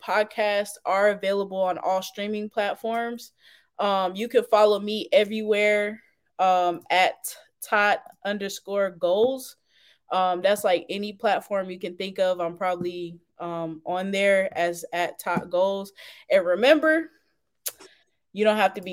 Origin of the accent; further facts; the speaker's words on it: Fayetteville, North Carolina, United States; also born or lived in Charlotte, North Carolina; my hometown, Fayetteville